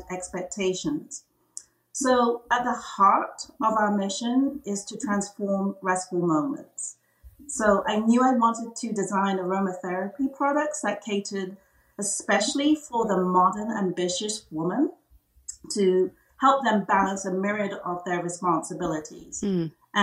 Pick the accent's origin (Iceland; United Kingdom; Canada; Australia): United Kingdom; England; moved away as an adult; now in United States; I was born and bred in England